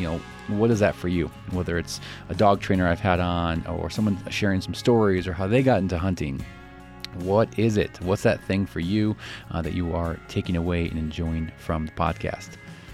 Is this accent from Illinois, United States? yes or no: yes; Chicago, Illinois, United States; born or raised there